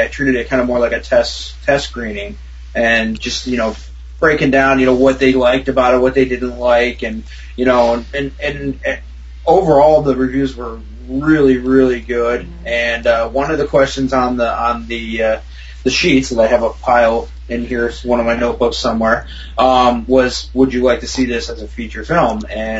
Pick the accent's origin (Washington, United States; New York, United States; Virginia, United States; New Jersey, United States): New York, United States; upstate; moved away; So, I'm from New York, actually. I'm from upstate, so I kind of, you know, used the hometown boy thing and got in there.